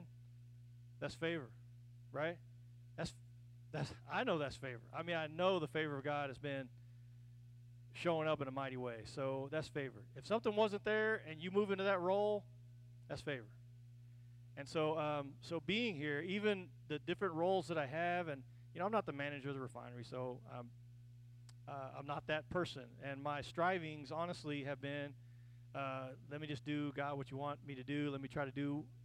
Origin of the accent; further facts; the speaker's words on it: Kansas, United States; also born or lived in Texas; now in Oklahoma, United States; I'm originally from Kansas, not Oklahoma